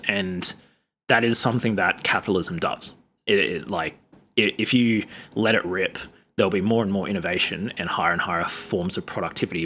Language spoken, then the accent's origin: English; Sydney, New South Wales, Australia; I'm from Sydney, which is, like, ground zero of colonization in, in Australia